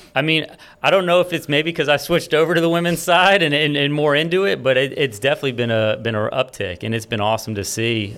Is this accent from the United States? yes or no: yes; Florida, United States; now in Baton Rouge, United States; I was born and raised in Florida